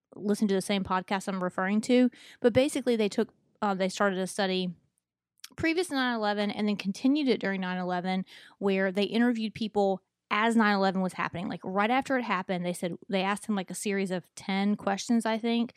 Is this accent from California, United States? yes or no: no; Mobile, Alabama, United States; I was b, y, born and raised here in Mobile